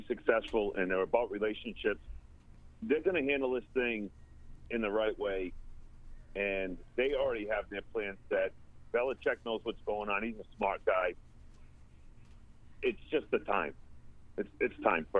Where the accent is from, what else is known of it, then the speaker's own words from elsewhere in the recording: Providence, Rhode Island, United States; now in Allen, Texas; When I was 5 years old growing up in Providence, Rhode Island